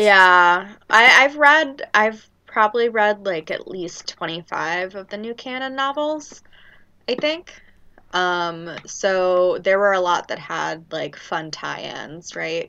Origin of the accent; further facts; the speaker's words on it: Louisiana, United States; I'm from Louisiana